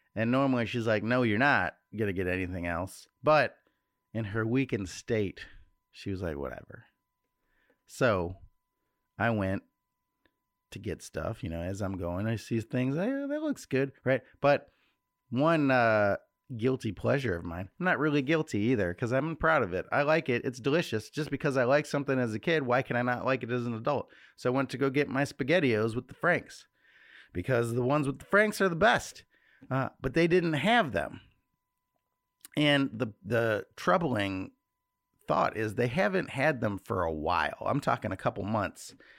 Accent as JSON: {"language": "English", "town": "Chicago", "region": "Illinois", "country": "United States", "said": "we're from Chicago."}